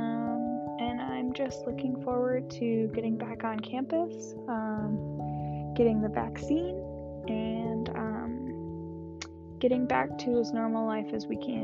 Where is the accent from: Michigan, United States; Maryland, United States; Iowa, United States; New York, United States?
Michigan, United States; Lansing; moved away as an adult; now in Kalamazoo, United States; I am from Lansing, Michigan, and I went to Hazlett High School